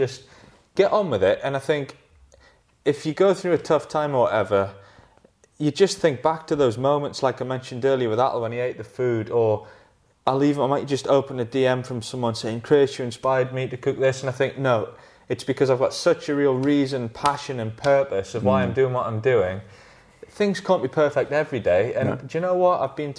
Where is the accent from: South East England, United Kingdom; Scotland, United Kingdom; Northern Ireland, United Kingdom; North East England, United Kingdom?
North East England, United Kingdom; Northumberland; I grew up in Northumberland and I took all of... I just live on the River Tyne. I live near Hadrian's Wall, so close to the Lake District.